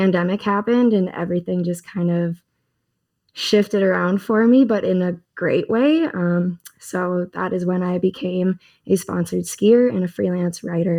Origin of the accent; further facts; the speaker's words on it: Minnesota, United States; moved away as an adult; now in Pocatello, United States; And I am originally from Minnesota. I grew up ski racing in the flatlands of the Midwest and eventually made my way out west after college.